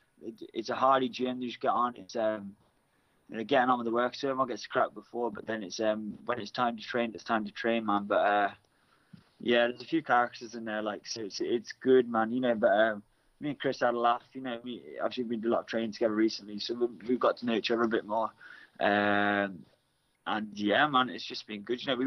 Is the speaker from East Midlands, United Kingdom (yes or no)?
no; near Birmingham, West Midlands, United Kingdom; moved away; I grew up near Birmingham